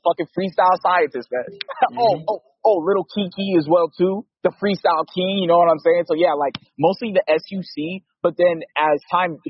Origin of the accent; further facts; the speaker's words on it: Los Angeles, California, United States; also born or lived in Barstow, California; I'm from Los Angeles originally, but Barstow is the city that I stayed up in for a time in San Bernardino County.